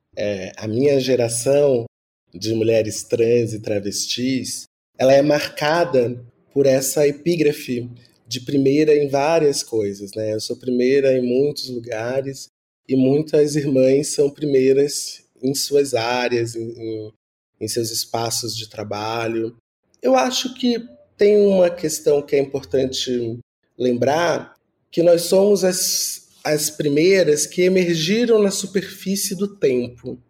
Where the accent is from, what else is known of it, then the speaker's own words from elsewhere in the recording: Rio de Janeiro, Brazil; now in São Paulo, Brazil; venho do Rio de Janeiro, de uma família pobre, do subúrbio